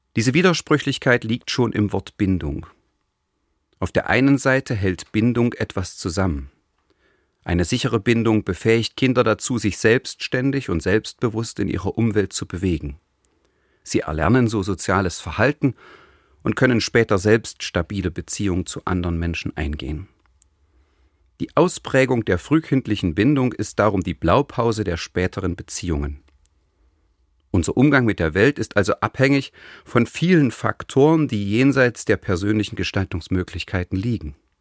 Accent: East Germany, Germany; als Jugendlicher in der DDR

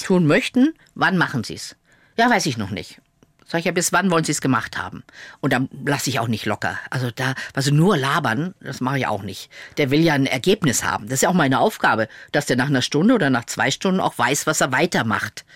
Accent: Lower Saxony, Germany; moved away as an adult; also born or lived in Munich; in der Schaumburger Zeitung veröffentlicht, also in meiner Heimatzeitung. Ich komme ja aus Niedersachsen.

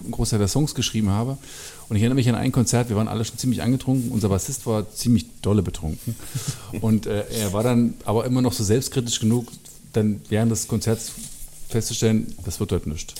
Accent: Lutherstadt Wittenberg, Saxony-Anhalt, Germany; ich komme ja aus der Gegend Raum Lutherstadt-Wittenberg

